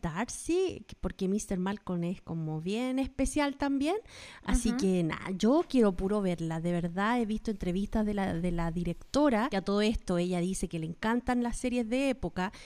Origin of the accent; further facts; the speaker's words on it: Chile; now in United States; las dos somos chilenas viviendo en Estados Unidos